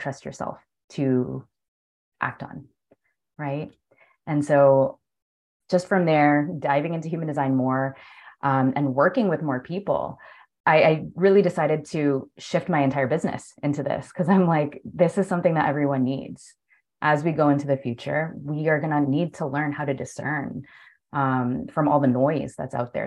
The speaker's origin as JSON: {"language": "English", "town": "Toronto", "region": "Ontario", "country": "Canada", "moved": "as an adult", "lives_now": "Spain", "said": "I'm from Toronto and it's like freezing cold"}